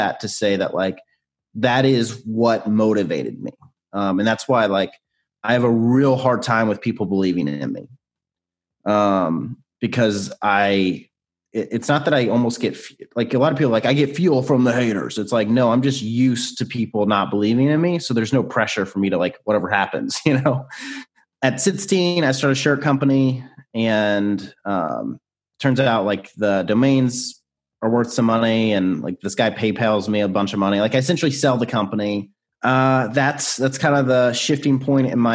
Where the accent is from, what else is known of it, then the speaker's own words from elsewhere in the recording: Nashville, Tennessee, United States; So I grew up in Nashville, still live in Nashville.